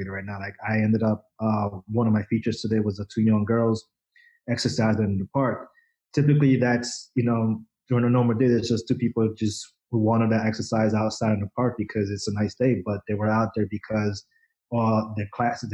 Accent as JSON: {"language": "English", "area": "Rockland County", "region": "New York", "country": "United States", "tie": "born or raised there", "also_born_or_lived": "Dominican Republic / Bronx, New York", "said": "we moved up to the suburbs, up to Rockland County, and I pretty much grew up there"}